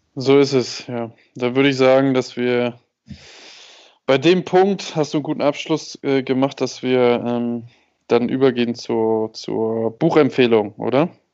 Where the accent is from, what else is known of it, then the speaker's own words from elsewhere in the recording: Germany; Ich bin, ich bin Deutscher, habe eine deutsche Ausbildung